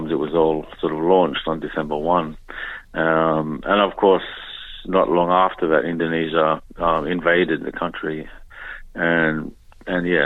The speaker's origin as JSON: {"language": "English", "town": "Darwin", "region": "Northern Territory", "country": "Australia", "tie": "born or raised there", "also_born_or_lived": "Papua New Guinea", "moved": "as an adult", "lives_now": "Melbourne, Australia", "said": "yeah, my culture is really based around drumming. Yeah, and you know, growing up, I grew up in Darwin"}